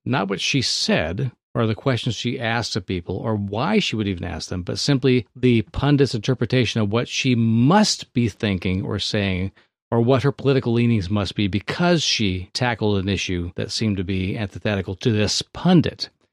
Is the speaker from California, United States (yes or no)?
yes; Thousand Oaks, California, United States; born or raised there